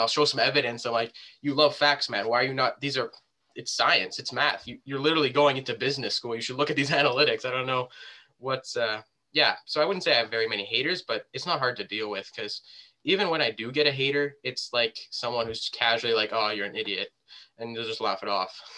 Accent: Canada; we're both Canadian here.

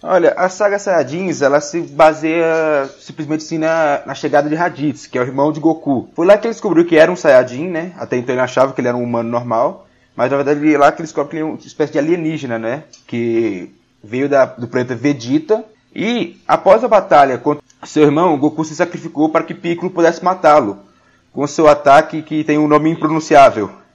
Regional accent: Goiás, Brazil; sou de Alexandre, no Goiás

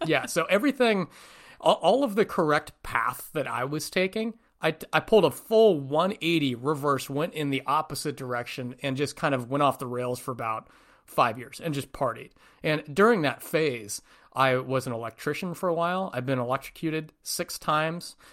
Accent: north of San Francisco, Northern California, United States; moved away; Born, born and raised in Northern California, just north of San Francisco, about an hour, hour and a half

